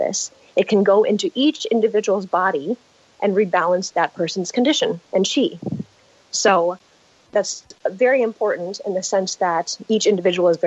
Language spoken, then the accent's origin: English; San Diego, California, United States; I come from San Diego, California, grew up here in La Jolla